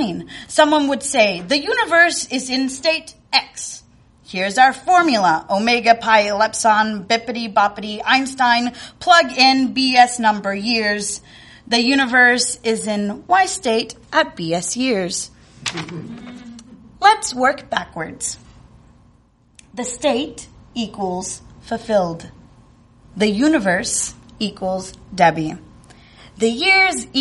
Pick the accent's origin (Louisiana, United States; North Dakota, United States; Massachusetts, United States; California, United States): California, United States; rural Northern; born or raised there; moved away as an adult; now in Chicago, United States